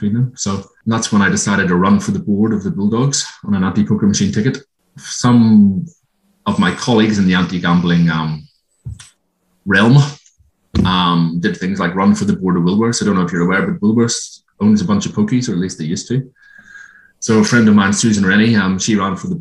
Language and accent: English; Ireland; moved away as an adult; now in Australia; I grew up in Ireland. Came out here in 1999, married a local girl